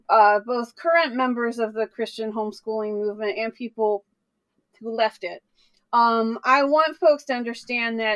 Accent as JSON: {"language": "English", "region": "the South", "country": "United States", "tie": "born or raised there", "said": "I grew up in the South in a very evangelical area"}